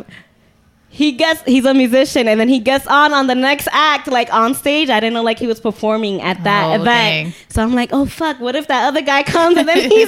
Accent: New York City, New York, United States; also born or lived in Bronx, New York; I'm not from the Bronx. I just live there. Everyone thinks I'm from the Bronx. No, I'm from Watch Heights

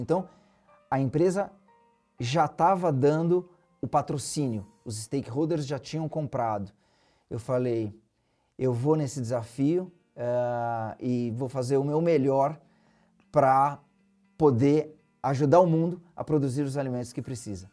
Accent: Santos, São Paulo, Brazil; eu sou de Santos, litoral de São Paulo. Uma infância é, pé no chão. Os meus pais moram na mesma casa que eu nasci até hoje.

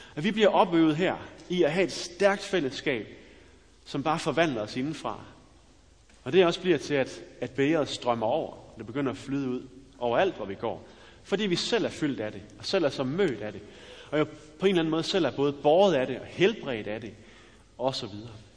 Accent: West Jutland, Central Denmark Region, Denmark; jeg er fra Vestjylland

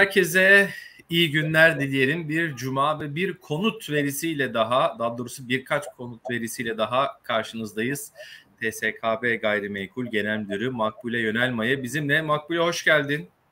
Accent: Kastamonu, Turkey; ben de Kastamonluyum

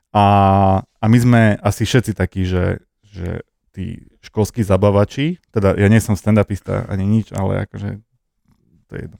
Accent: Prievidza, Trenčín Region, Slovakia; do škôlky som chodil do Prievidze, lebo som

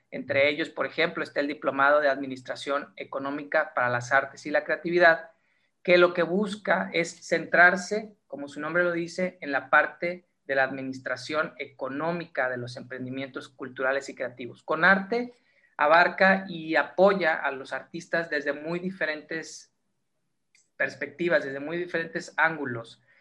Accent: Mexico; como mexicanos tenemos una creatividad muy particular y muy especial

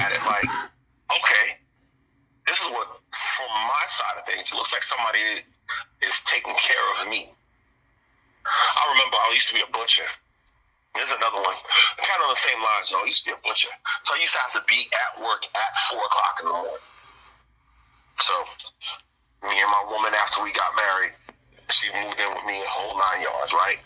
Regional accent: New Orleans, Louisiana, United States; I'm from Louisiana, from New Orleans

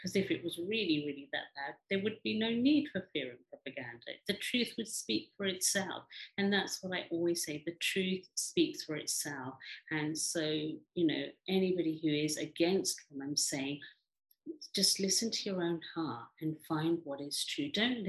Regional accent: India; now in England, United Kingdom; and I'm Indian, and I'm a woman, and I'm, you know, living in England.

